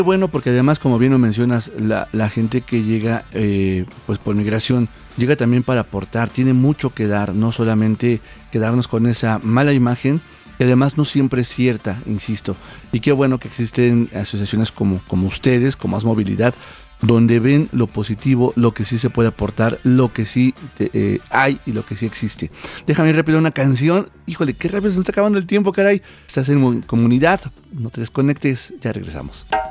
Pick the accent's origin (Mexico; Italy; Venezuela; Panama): Mexico; nosotros mismos como mexicanos